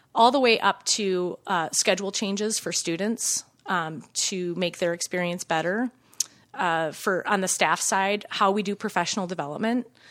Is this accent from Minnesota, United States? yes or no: yes; Minnesota, United States; also born or lived in Chicago; I grew up in Minnesota